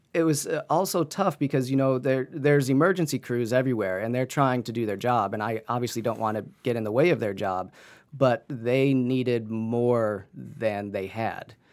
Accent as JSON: {"language": "English", "town": "Canton", "region": "Ohio", "country": "United States", "tie": "born or raised there", "also_born_or_lived": "New Zealand", "said": "a high-end photography gallery in, in Canton, Ohio, in my hometown"}